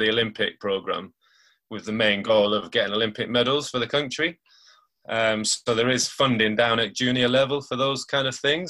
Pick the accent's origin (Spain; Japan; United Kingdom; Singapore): United Kingdom; Lancashire, North West England; you might have got it from my accent, but I'm from Lancashire, up north.